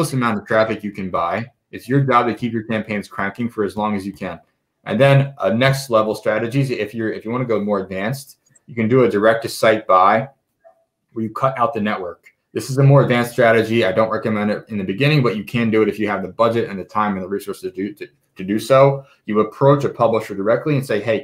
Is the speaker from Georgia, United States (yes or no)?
no; Philadelphia, Pennsylvania, United States; moved away as an adult; also born or lived in Israel; now in Las Vegas, United States; I'm from Philadelphia, born and raised. I've lived in Las Vegas for the past year and a half.